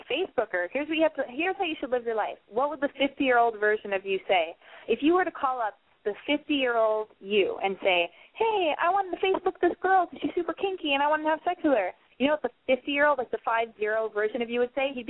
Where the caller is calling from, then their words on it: Connecticut, United States; I'm calling from Connecticut.